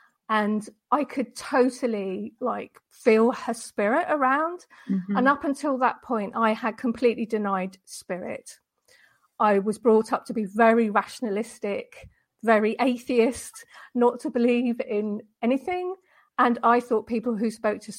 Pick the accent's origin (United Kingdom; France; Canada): United Kingdom; Deal, South East England; moved away as an adult; now in Denmark; I'm from the UK, which you might be able to tell from my accent, but I've married a Danish guy and now I live in Denmark. But going back years and years and years ago, I was born in Deal in Kent, which is in on the southeast coast of Britain